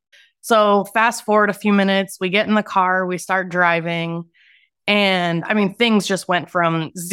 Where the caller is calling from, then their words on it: Phoenix, Arizona, United States; Phoenix, Arizona.